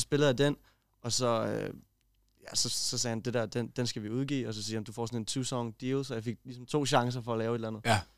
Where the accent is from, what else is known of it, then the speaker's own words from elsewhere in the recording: Kolding, Southern Denmark, Denmark; jeg er fra Kolding af